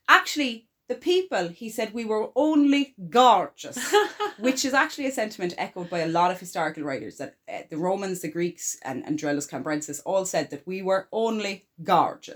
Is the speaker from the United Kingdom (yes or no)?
no; Ireland